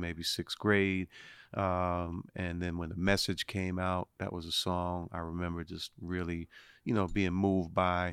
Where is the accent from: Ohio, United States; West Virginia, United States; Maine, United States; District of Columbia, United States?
District of Columbia, United States; Washington; born and raised in Washington, D C